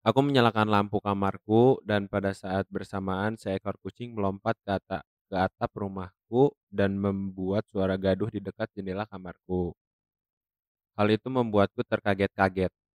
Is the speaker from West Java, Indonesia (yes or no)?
yes; Bandung, West Java, Indonesia; Aku asli Bandung.